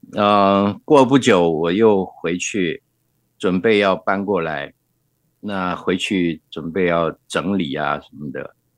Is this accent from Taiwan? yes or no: yes; Guanxi, Hsinchu County, Taiwan; first language Hakka; Chinese is a second language; moved away; 我曾经想回到自己的原生故乡关西。嗯。那是我出生的地方